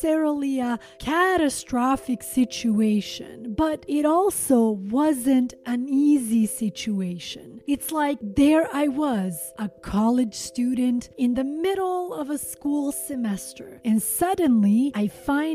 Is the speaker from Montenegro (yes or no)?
yes; Montenegro; my home country, Montenegro